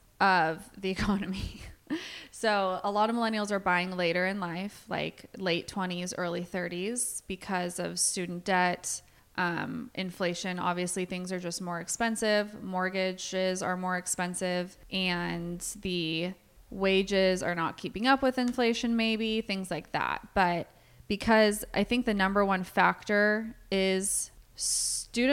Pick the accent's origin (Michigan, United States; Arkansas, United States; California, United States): California, United States; Bay Area; now in Chico, United States; I grew up in the Bay Area